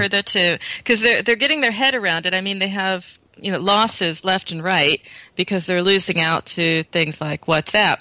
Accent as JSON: {"language": "English", "country": "United States", "moved": "yes", "lives_now": "Germany", "said": "I'm American, but I'm living in Europe where it's very different"}